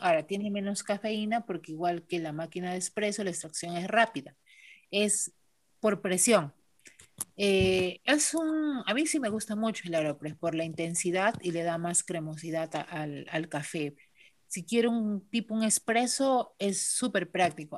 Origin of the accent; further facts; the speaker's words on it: Villa Rica, Pasco, Peru; Regresé a Villarrica hace 13 años, ¿no? Siempre quise regresar a mi tierra